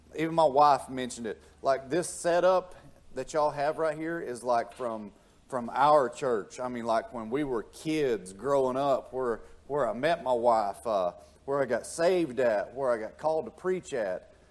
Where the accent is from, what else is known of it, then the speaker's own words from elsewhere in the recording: Tennessee, United States; now in Georgia, United States; I'm from Tennessee. I'm as country as the country comes redneck